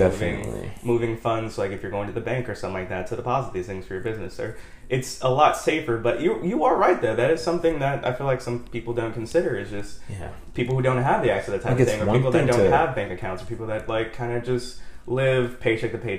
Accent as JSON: {"language": "English", "town": "Los Angeles", "region": "California", "country": "United States", "tie": "born or raised there", "also_born_or_lived": "Inglewood", "moved": "yes", "lives_now": "New Orleans, United States", "said": "born and raised in Los Angeles. Well, I was born in Inglewood, wow. But I grew up in Los Angeles from like third grade on, so predominantly"}